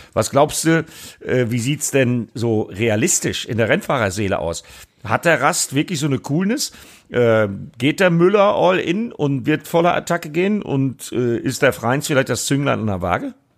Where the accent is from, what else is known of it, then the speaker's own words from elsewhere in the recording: Bremen, Germany; für mich als Bremer